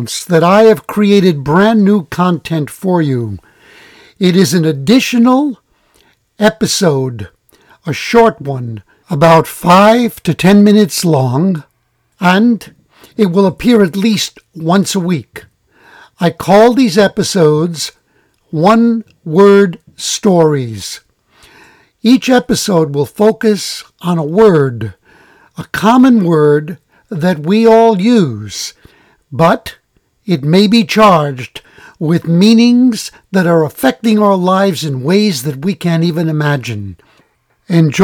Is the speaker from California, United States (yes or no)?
no; New York City, New York, United States; I was born in New York City, where it's warmer